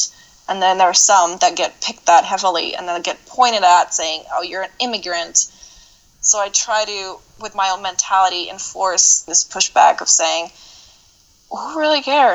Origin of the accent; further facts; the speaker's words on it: Czechia; now in United States; I was born in the Czech Republic